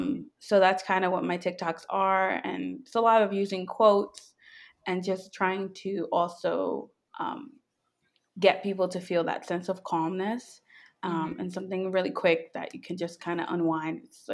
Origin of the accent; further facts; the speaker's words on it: New York, United States; moved away as an adult; now in Virginia, United States; I am a software engineer. I grew up in New York, but I just recently moved down here to the DMV area, currently in Virginia.